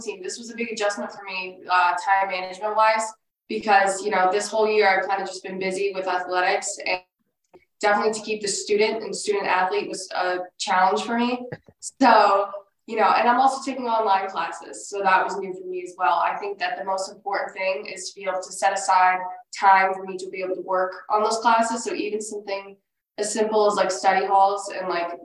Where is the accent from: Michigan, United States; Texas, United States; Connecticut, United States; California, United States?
Connecticut, United States; Seymour; I'm from Seymour, Connecticut